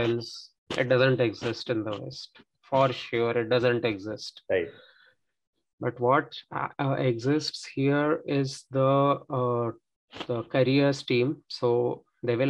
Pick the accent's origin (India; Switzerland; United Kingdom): India; moved away as an adult; now in France; since I am not a French speaker, I'm an Indian.